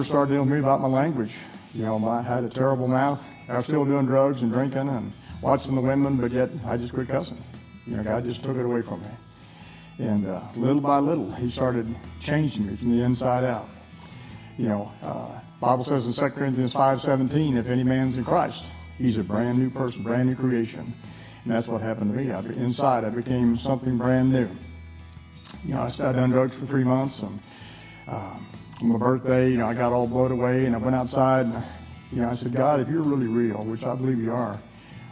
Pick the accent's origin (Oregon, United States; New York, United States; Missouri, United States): Missouri, United States; moved away; also born or lived in Utah / Texas; I was born in Missouri